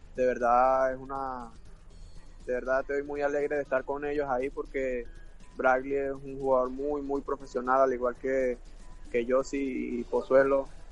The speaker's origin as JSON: {"language": "Spanish", "country": "Venezuela", "moved": "as an adult", "lives_now": "United States", "said": "somos, somos venezolanos los dos"}